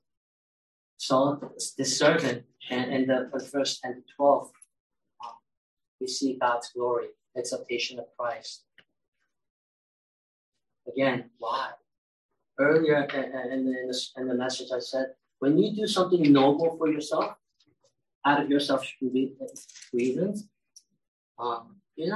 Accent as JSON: {"language": "English", "region": "California", "country": "United States", "tie": "born or raised there", "second_language": "English", "said": "I grew up in California"}